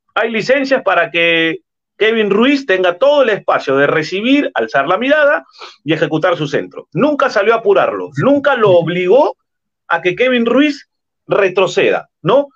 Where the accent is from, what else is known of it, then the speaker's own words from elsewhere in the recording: Lima, Peru; yo soy natural de Lima